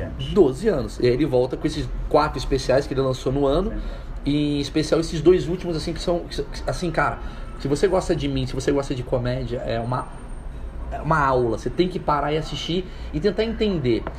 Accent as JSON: {"language": "Portuguese", "country": "Brazil", "said": "como brasileiro, aqui no Brasil"}